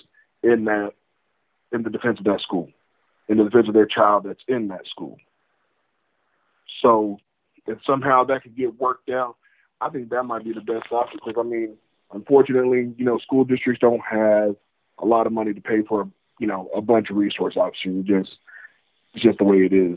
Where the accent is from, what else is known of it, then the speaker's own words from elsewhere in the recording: West Texas, United States; I'm from West Texas. I'm a few hours away from Uvalde